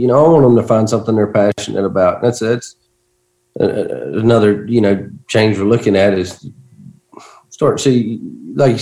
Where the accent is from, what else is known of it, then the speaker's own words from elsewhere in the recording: Georgia, United States; my hometown in Georgia